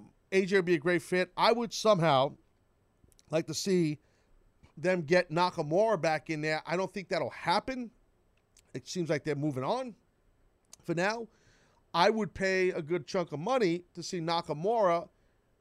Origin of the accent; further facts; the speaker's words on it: New York, United States; I'm from New York